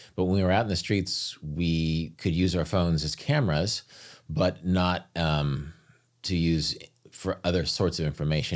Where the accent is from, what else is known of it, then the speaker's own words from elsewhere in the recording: United States; as an American, I, I always had more money than them.